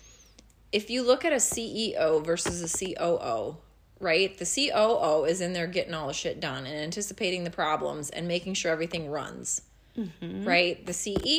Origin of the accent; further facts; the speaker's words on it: Midwest, United States; more Midwest, we tend to be not submissive, but definitely less aggressive